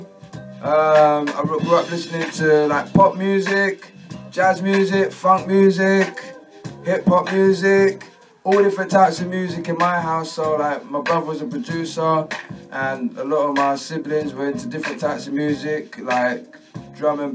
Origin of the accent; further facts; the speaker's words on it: London, United Kingdom; also born or lived in Croydon; I'm from South London.